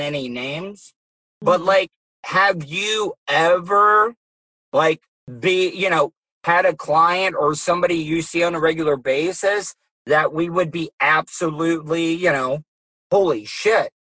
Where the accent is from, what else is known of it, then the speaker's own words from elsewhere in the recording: Florida, United States; I was I was born and raised in Florida as well too